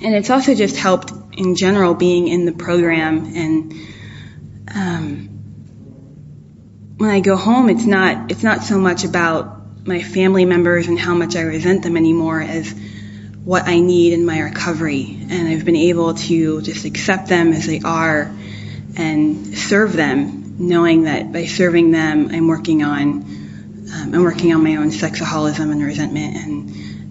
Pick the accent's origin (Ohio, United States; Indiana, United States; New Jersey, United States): New Jersey, United States; moved away; I'm originally from New Jersey